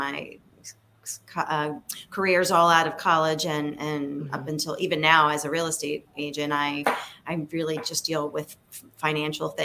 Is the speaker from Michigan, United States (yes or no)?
no; Philadelphia, Pennsylvania, United States; I was growing up in Philadelphia